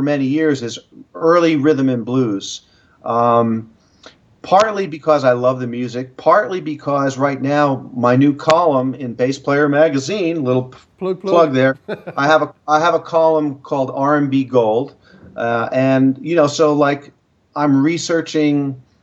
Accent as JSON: {"language": "English", "region": "New York", "country": "United States", "also_born_or_lived": "Boston", "moved": "yes", "said": "I'm a New Yorker."}